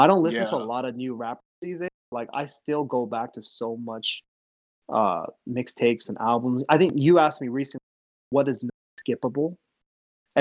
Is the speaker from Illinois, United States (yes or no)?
no; the Northwest, Washington, United States; also born or lived in Seoul, South Korea / Ohio; we grew up in the Northwest